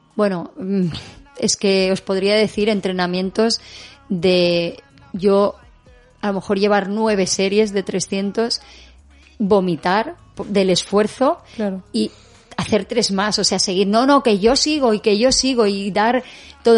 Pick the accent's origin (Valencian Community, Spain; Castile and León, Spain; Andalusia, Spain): Valencian Community, Spain; L'Eliana; en la Eliana, en mi pueblo